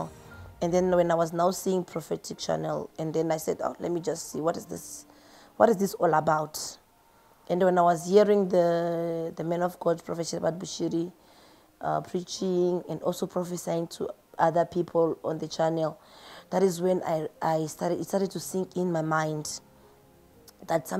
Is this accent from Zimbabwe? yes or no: yes; Zimbabwe; now in Pretoria, South Africa; Originally, I'm from Zimbabwe, but I'm working here in Pretoria, South Africa